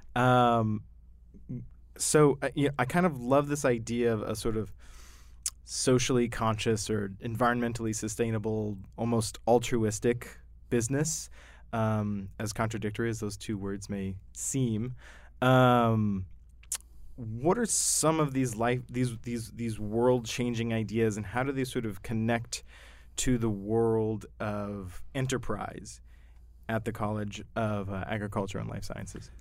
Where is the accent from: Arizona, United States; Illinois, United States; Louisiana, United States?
Arizona, United States; Yuma; I'm from Yuma